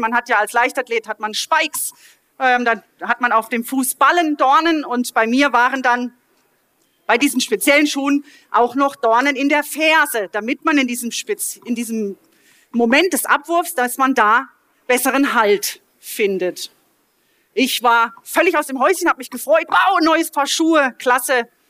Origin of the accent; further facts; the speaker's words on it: Mahlberg, Baden-Württemberg, Germany; also born or lived in Offenburg; in meiner Heimatgemeinde in Malberg